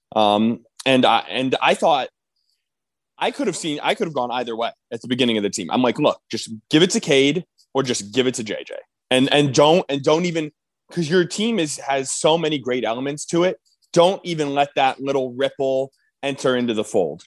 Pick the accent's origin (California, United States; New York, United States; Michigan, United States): Michigan, United States; Ann Arbor; also born or lived in East Lansing, Michigan; I grew up in Ann Arbor